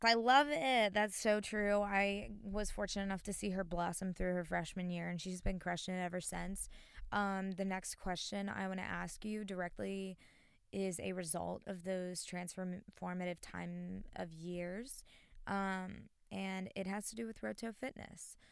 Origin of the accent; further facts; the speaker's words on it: North Carolina, United States; I am from North Carolina, born and raised